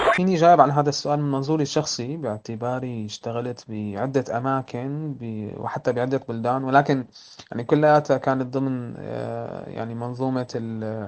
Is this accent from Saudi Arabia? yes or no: no; Syria; أنا كسوري